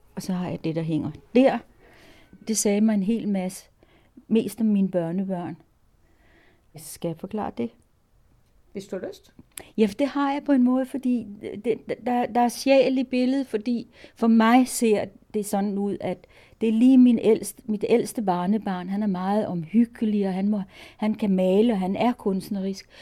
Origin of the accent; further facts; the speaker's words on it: Copenhagen, Capital Region of Denmark, Denmark; moved away as an adult; now in Jyderup, Denmark; jeg er københavner, Jeg kommer fra København, er gået i skole i København og vokset op i København.